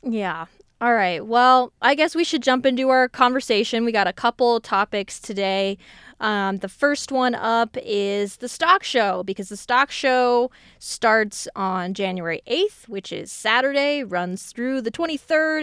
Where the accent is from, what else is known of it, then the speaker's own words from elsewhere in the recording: Colorado, United States; even though I grew up in Colorado